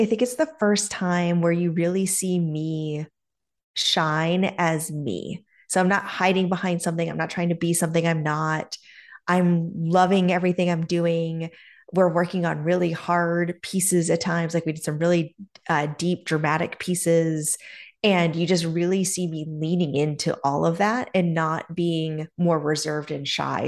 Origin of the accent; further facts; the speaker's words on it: North Andover, Massachusetts, United States; also born or lived in Keene, New Hampshire; We were there through the third grade, and then we moved to a town called North Andover, Mass, uh, which is sort of the North Shore area of Massachusetts, just above Boston